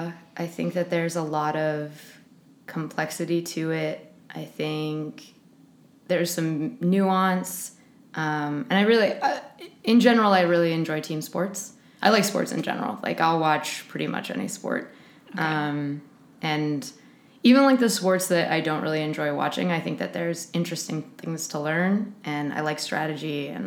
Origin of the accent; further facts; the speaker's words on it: Oakland, California, United States; Oakland, California.